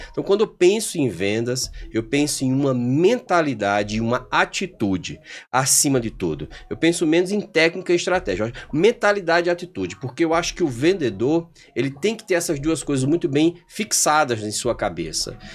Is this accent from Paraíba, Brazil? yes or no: yes; João Pessoa, Paraíba, Brazil; lá em João Pessoa, minha terra